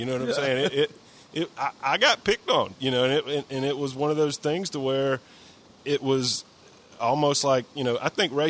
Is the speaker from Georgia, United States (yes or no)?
yes; Columbus, Georgia, United States; also born or lived in Phenix City, Alabama; I grew up in Columbus, Georgia, and I grew up in Phoenix, Alabama.